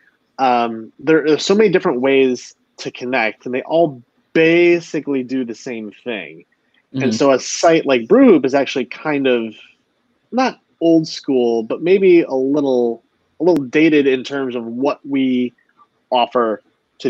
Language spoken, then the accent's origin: English; Wisconsin, United States; moved away; I moved away from Wisconsin